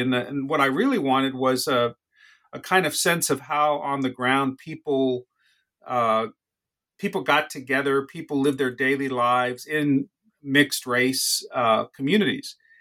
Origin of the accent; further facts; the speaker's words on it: Los Angeles, California, United States; also born or lived in Boyle Heights; I was born in Boyle Heights uh, in 1959. Um, I grew up in various places around Los Angeles